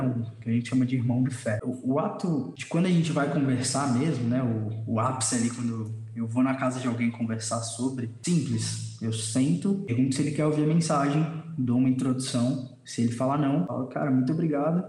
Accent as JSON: {"language": "Portuguese", "country": "Brazil", "said": "a gente é brasileiro"}